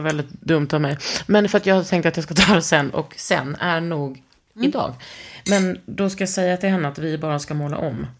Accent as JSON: {"language": "Swedish", "region": "Skåne", "country": "Sweden", "said": "Jag är från Skåne, inte Norge."}